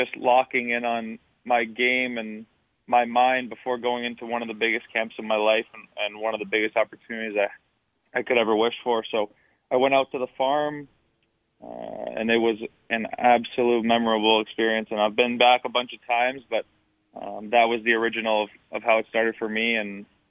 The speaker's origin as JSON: {"language": "English", "town": "Long Island", "region": "New York", "country": "United States", "tie": "born or raised there", "said": "Well, my biggest thing in Long Island, ice hockey was a little expensive for my family when I was really, really young."}